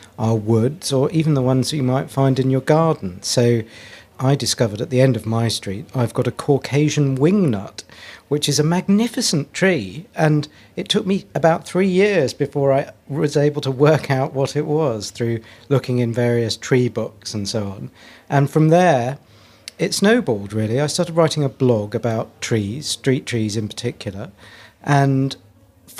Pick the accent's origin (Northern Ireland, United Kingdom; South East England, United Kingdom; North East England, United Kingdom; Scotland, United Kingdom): South East England, United Kingdom; Dover; now in London, United Kingdom; When I was very young, I was brought up in Dover